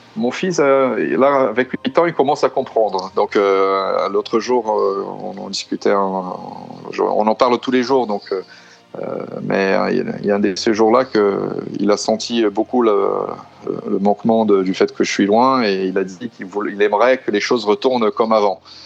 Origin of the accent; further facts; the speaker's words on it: São Paulo, Brazil; moved away as an adult; also born or lived in France; now in Italy; je suis originaire de São Paulo. ça fait déjà huit ans que j'habite en Europe